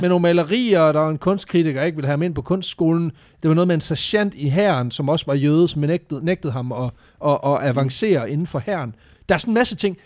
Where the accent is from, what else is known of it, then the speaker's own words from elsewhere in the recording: Southern Jutland, Southern Denmark, Denmark; jeg er vokset op i Sønderjylland